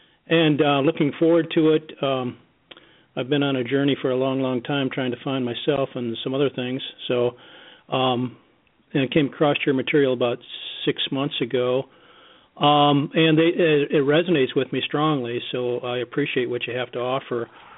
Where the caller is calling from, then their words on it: Grand Rapids, Michigan, United States; from Grand Rapids, Michigan.